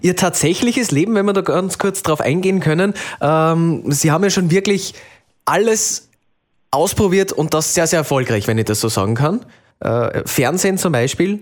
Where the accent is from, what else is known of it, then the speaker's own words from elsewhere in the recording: Salzburg, Austria; bei uns in Salzburg